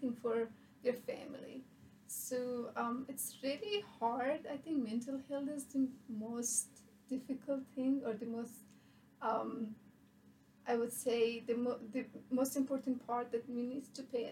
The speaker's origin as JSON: {"language": "English", "region": "Bamyan", "country": "Afghanistan", "tie": "born or raised there", "moved": "as an adult", "lives_now": "United States", "said": "I'm from Afghanistan, and I'm from Bamyan, which is my hometown."}